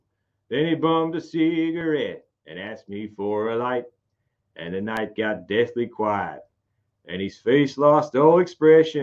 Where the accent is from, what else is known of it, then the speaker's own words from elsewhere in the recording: Australia; accent: broad Aussie country (ocker/Bogan); I have a very sort of broad Aussie country accent, so, which runs in the family